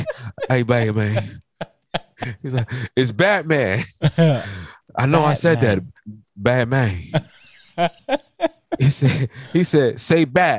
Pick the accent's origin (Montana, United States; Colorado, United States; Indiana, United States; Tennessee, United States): Tennessee, United States; Memphis; I'm from Memphis, man.